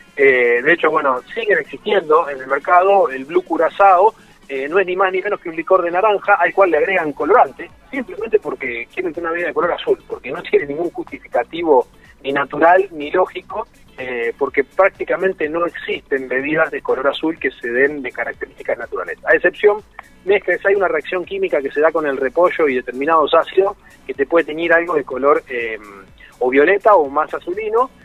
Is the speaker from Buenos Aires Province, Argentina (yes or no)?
yes; Ascensión, Buenos Aires Province, Argentina; now in Rosario, Argentina; yo no soy nativo de Rosario y a los 17, 18 eh, vivía en un pueblo, el pueblo de mi viejo se llama Ascensión